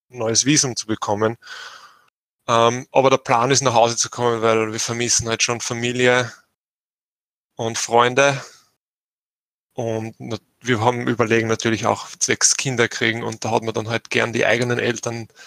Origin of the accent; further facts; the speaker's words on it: Burgenland, Austria; moved away as an adult; now in New Zealand; ich bin aus dem Burgenland und bin vor dreieinhalb Jahren nach Neuseeland gezogen und wohne jetzt da mit äh, meiner Frau.